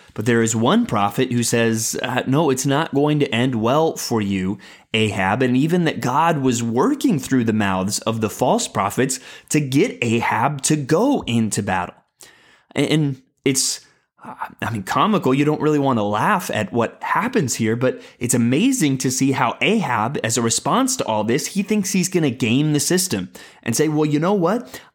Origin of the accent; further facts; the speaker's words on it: San Antonio, Texas, United States; I moved to San Antonio, Texas, kind of in the middle of my childhood